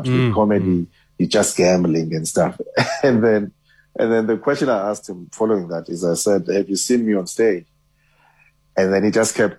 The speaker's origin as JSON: {"language": "English", "region": "Eastern Cape", "country": "South Africa", "moved": "as an adult", "said": "I was from Eastern Cape, and I went to go study in Cape Town"}